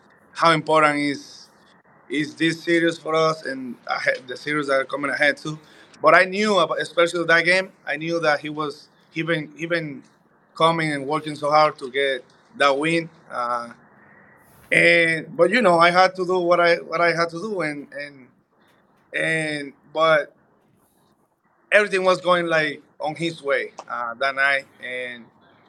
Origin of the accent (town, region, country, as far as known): Dominican Republic; born or raised there; moved away